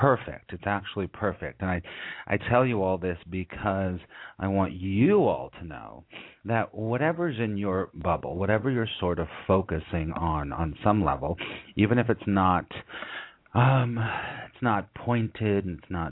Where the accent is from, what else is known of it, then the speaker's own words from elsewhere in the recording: California, United States; now in New York, United States; I'm originally from California